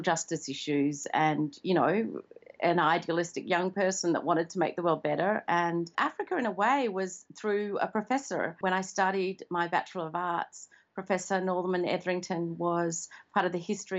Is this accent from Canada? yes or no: no; Perth, Western Australia, Australia; moved away as an adult; also born or lived in Zambia / New York / China; now in Perth, Australia; I grew up in Perth